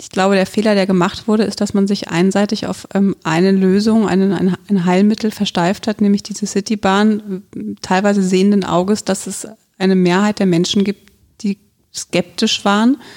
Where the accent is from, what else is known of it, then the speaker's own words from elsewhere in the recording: Bierstadt, Hesse, Germany; Also ich, A, bin ich in der Stadt aufgewachsen, beziehungsweise in Bierstadt aufgewachsen, was mir immer zu ländlich war. Deswegen bin ich dann irgendwann mitten in die Stadt gezogen